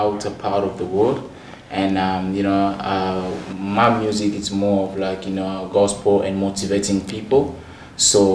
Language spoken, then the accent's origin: English; DR Congo; now in Australia; I am from Democratic Republic of Congo